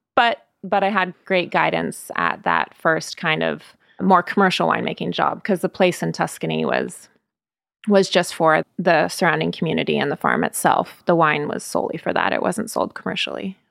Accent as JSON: {"language": "English", "town": "Sebastopol", "region": "California", "country": "United States", "tie": "born or raised there", "also_born_or_lived": "Los Angeles", "moved": "as an adult", "said": "I grew up in Sebastopol, which is now definitely a well-known wine region"}